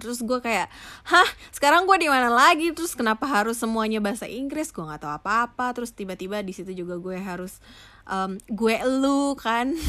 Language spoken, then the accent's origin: Indonesian; Aceh, Indonesia; accent: Sumatran; logat gue definitely pasti masih Sumatera sekali terus uh, ya udah mulai ada tuh yang gue tahu yang namanya geng-gengan karena di sebelumnya tuh gue nggak pernah tuh yang ada geng-gengan di Aceh nggak ada geng-gengan